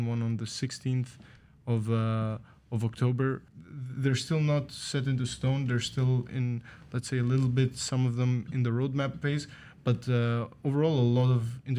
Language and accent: English; Greece; moved away; I'm from Greece.